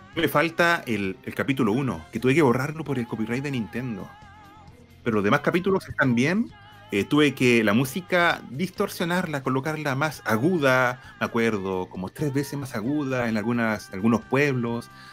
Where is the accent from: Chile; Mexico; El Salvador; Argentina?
Chile; Concepción, Biobío; yo soy de Concepción, de Chile